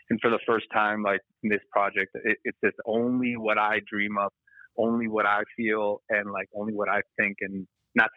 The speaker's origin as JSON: {"language": "English", "town": "Los Angeles", "region": "California", "country": "United States", "tie": "born or raised there", "said": "I'm born and raised in L.A. I was born in Silver Lake."}